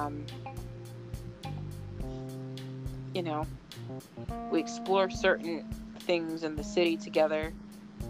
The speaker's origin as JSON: {"language": "English", "town": "Boston", "region": "Massachusetts", "country": "United States", "tie": "born or raised there", "also_born_or_lived": "Minneapolis", "said": "Boston, I grew up in Boston"}